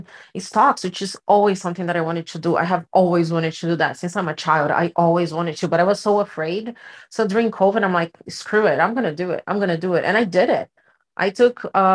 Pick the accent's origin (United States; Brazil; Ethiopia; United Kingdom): Brazil; moved away as an adult; I'm from Brazil and we don't have this concept of credit in Brazil, like it works here. So when I moved here, I was 22